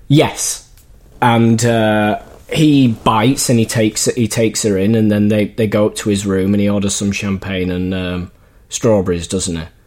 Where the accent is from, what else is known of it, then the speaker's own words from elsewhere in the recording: Leeds, Yorkshire and the Humber, United Kingdom; moved away; I went over to Leeds, my hometown